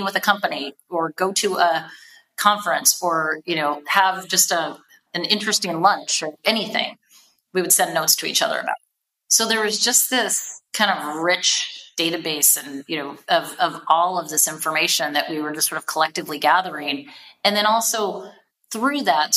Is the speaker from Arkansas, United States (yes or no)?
no; Seattle, Washington, United States; I grew up in Seattle and have like lived West Coast basically my whole life